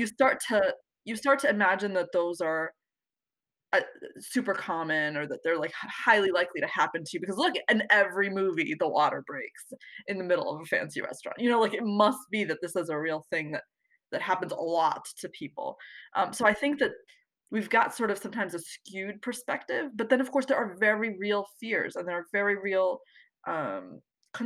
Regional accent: the DC area, Virginia, United States; I'm from Virginia, the DC area.

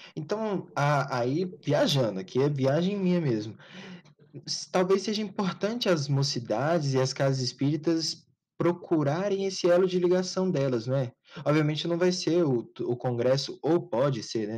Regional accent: Goiânia, Goiás, Brazil; tanto eu quanto o Diego, nós, a gente é daqui de Goiânia

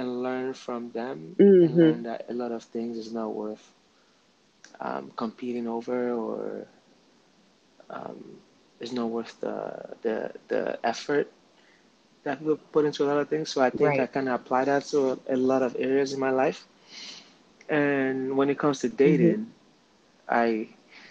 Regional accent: Nigeria; I'm from Nigeria

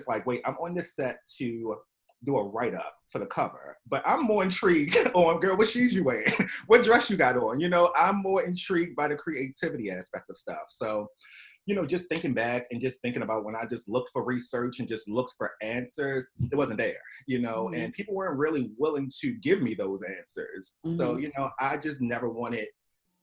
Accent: Baltimore, Maryland, United States; now in New York City, United States; I'm originally from Baltimore, Maryland.

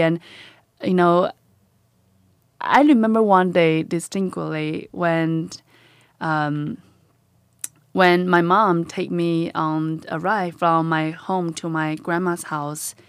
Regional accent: China; moved away; I am born and raised in a little tiny village in China

